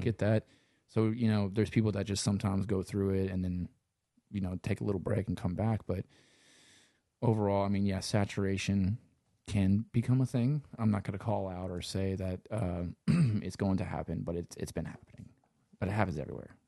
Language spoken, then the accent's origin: English; Louisiana, United States; accent: Cajun; also born or lived in Los Angeles; I'm from Louisiana.